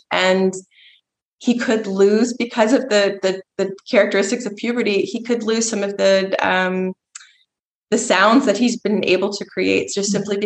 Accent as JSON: {"language": "English", "region": "Georgia", "country": "United States", "moved": "as an adult", "lives_now": "Austria", "said": "I'm from Georgia."}